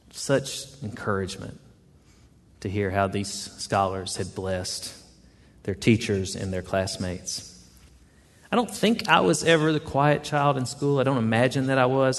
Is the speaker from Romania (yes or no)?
no; the South, United States; accent: southern; I was a bit southern and she chuckled at my accent.